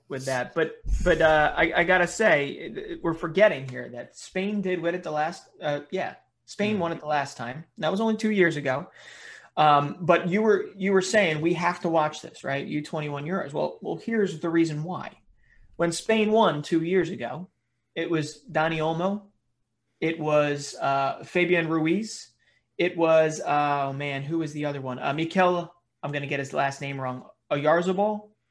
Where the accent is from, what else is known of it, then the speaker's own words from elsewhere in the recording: United States; as as an American